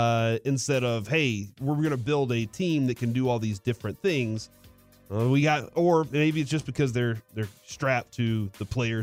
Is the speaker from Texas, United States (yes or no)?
yes; Texas, United States; So for y'all, and I did say y'all because I'm Texan.